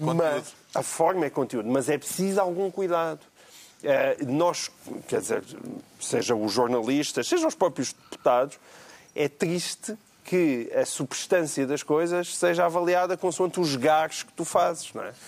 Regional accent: Portalegre, Alentejo, Portugal; aqui ainda por cima da minha terra

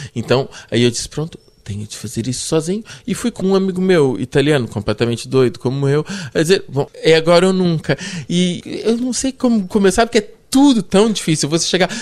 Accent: Lisbon, Portugal; also born or lived in Brazil / Paris, France / Germany; É a cidade onde eu cresci desde os uh, eh, 11 anos.

